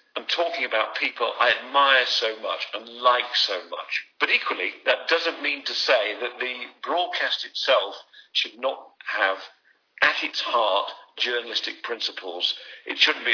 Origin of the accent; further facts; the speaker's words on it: England, United Kingdom; I'm still an Englishman